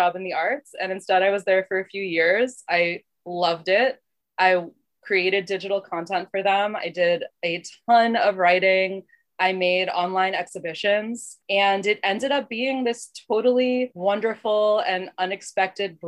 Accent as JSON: {"language": "English", "town": "Miami", "region": "Florida", "country": "United States", "tie": "born or raised there", "moved": "as an adult", "lives_now": "Boston, United States", "said": "growing up in Miami"}